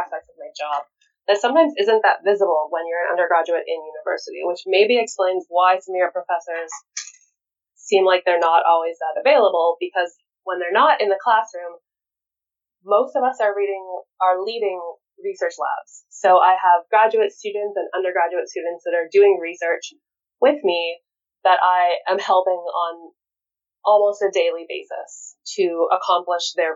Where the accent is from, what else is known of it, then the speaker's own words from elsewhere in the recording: Winnipeg, Manitoba, Canada; moved away as an adult; I actually got to come back to Winnipeg, which is where I'm from, to actually work at a university in my hometown